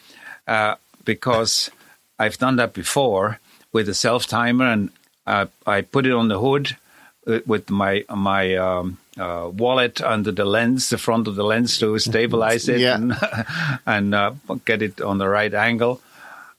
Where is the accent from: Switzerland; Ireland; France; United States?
Switzerland; moved away; I was born in Switzerland